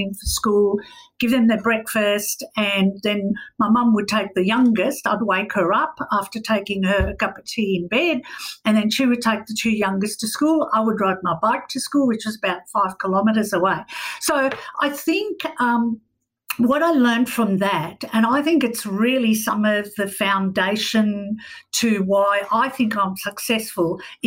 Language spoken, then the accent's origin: English; South Africa; I grew up in South Africa during apartheid.